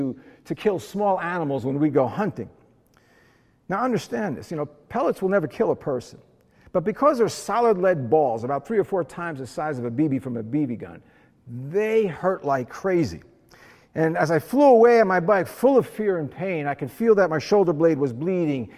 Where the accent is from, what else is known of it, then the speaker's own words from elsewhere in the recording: New Jersey, United States; I grew up in Jersey, and I lived in a very blue-collar white neighborhood